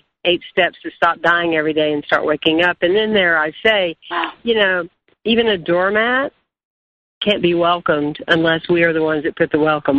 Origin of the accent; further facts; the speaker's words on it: South Carolina, United States; moved away; I'm from South Carolina, but I don't live in South Carolina, but I'm here now.